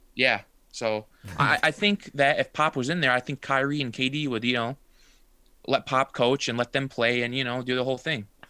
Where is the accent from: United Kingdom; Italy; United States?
United States; New York; I'm from New York